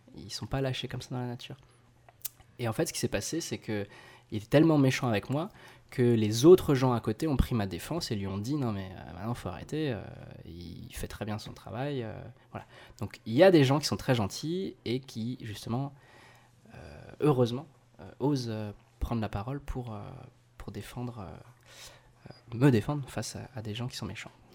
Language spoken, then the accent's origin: French; Alsace, Grand Est, France; je viens d'Alsace